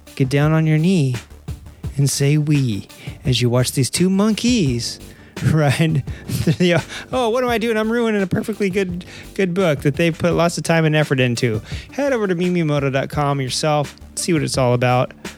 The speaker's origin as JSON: {"language": "English", "region": "Arkansas", "country": "United States", "moved": "yes", "said": "I am originally from Arkansas"}